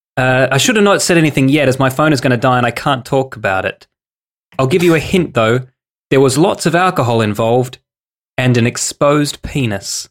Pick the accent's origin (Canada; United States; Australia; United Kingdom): Australia; we're Australian